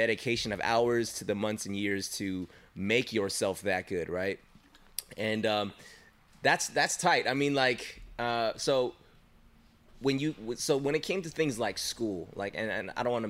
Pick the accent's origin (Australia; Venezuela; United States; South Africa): United States; we're Asian American